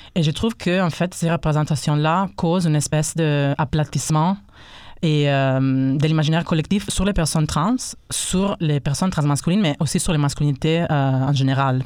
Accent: Italy; first language Italian; French is a second language; now in Quebec, Canada; je suis italien

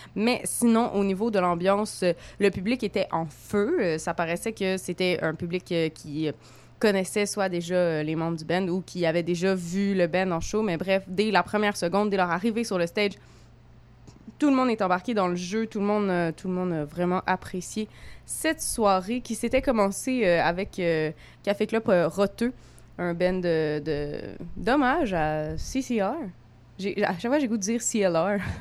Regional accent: Montreal, Quebec, Canada; accent: franco-montréalais; je, suis une petite fille euh, de, l'Est euh, de la ville, euh, comme mon accent bien franco franco-montréalaise le dit

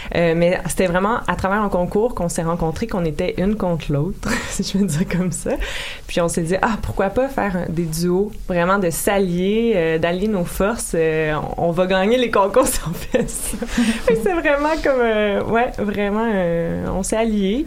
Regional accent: Lachute, Quebec, Canada; On vient des Laurentides.

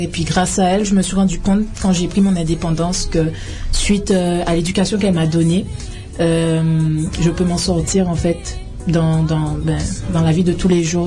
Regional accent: Guadeloupe; also born or lived in France / Paris; now in Canada; je viens de la Guadeloupe. Je suis originaire de la Guadeloupe.

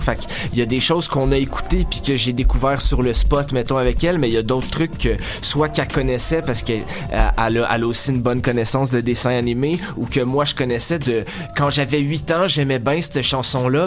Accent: Sainte-Adèle, Quebec, Canada; now in Montreal, Canada; je viens de Sainte-Adèle dans le fond, fait qu'on a commencé à faire du rap là-bas

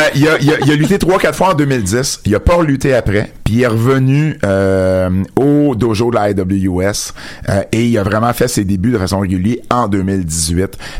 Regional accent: Jonquière, Quebec, Canada; accent: Jonquière accent; mon accent de Jonquière

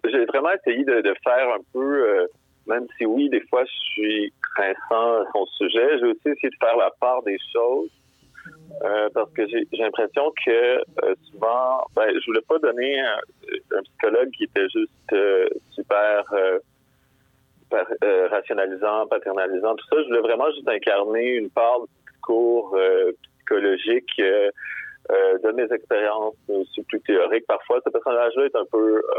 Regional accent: Quebec, Canada; j'ai 32, mais j'ai comme réalisé que depuis que je suis né au Québec

